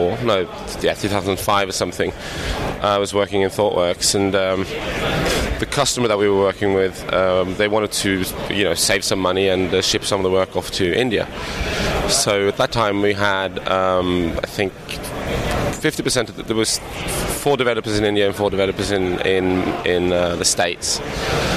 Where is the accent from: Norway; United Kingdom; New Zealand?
Norway; I'm from Norway.